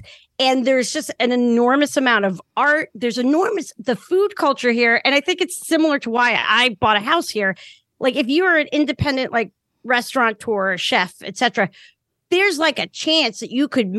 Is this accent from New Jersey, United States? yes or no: yes; New Jersey, United States; also born or lived in the South / Chicago / New York / Washington, D.C.; now in Baltimore, United States; I grew up in New Jersey in the suburbs just over the George Washington Bridge.